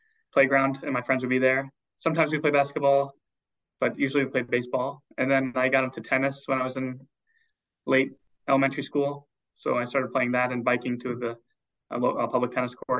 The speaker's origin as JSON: {"language": "English", "town": "Scranton", "region": "Pennsylvania", "country": "United States", "tie": "born or raised there", "moved": "yes", "lives_now": "Boston, United States", "said": "I grew up in Scranton, Pennsylvania"}